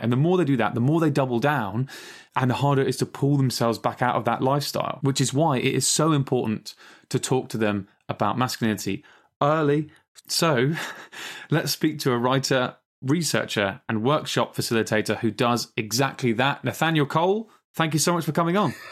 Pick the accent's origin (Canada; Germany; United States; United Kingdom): United Kingdom; England; two British slash English people